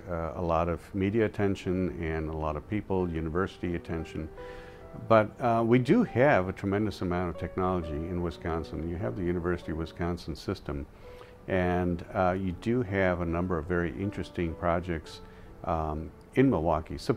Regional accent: India; as I mentioned, I came from India where there was a lot of person-to-person interaction.

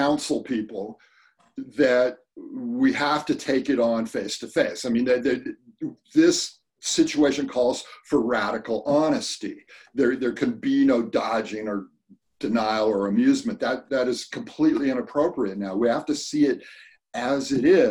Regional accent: California, United States; growing up in California, spent a lot of time going to the Sierras

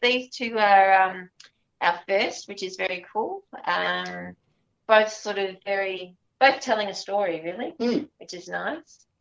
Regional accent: Gulgong, New South Wales, Australia; moved away; my hometown and my family life uh, growing up in a little town called Gigari

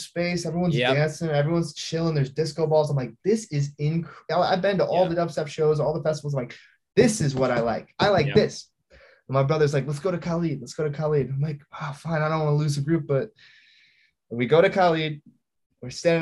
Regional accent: Traverse City, Michigan, United States; there's no nightlife in my hometown

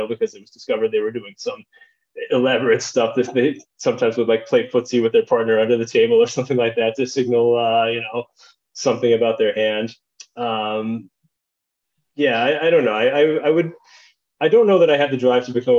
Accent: Chicago, Illinois, United States; when I was growing up in Chicagoland

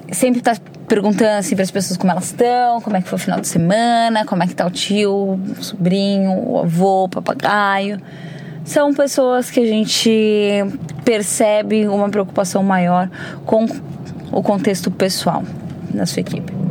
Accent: São Paulo, Brazil; Então eu vejo e eu percebi essa diferença muito forte quando eu vim de São Paulo para Santa Catarina

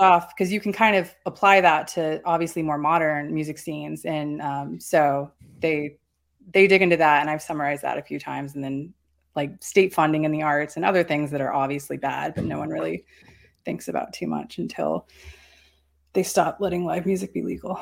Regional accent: North Carolina, United States; moved away; I'm from North Carolina.

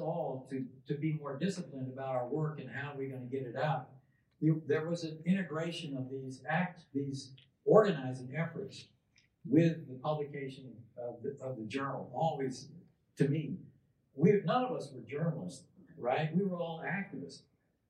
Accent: the South, United States; also born or lived in New York; I had come out of, like Sue, grew up in the church, Southern church, single mom, raising her four kids as a church secretary.

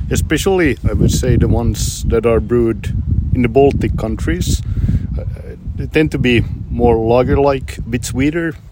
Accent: Finland; first language Swedish; English is a second language; I'm Swedish speaking, but Finnish.

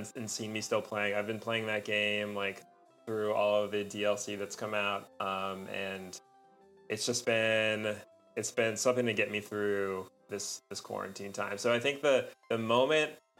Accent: California, United States; moved away; I grew up in California

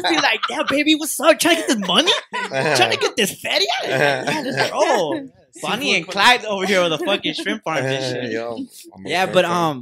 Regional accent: Acapulco, Guerrero, Mexico; I'm from Acapulco

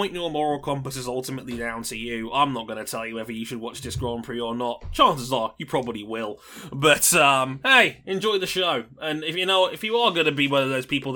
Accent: United Kingdom; I'm British.

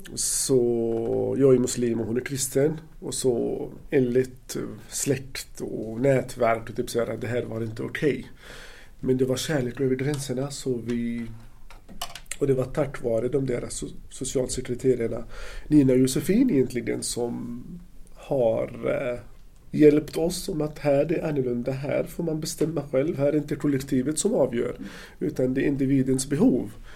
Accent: Gaza Strip, Palestine; Swedish is a second language; moved away as an adult; also born or lived in Ludvika, Sweden; now in Gothenburg, Sweden; jag kommer eh, från Palestina, född och uppvuxen i Gazaremsan

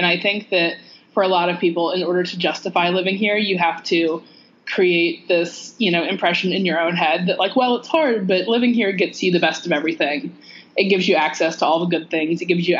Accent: Georgia, United States; moved away as an adult; also born or lived in Northeast United States; now in Northeast, United States; I'm from Georgia.

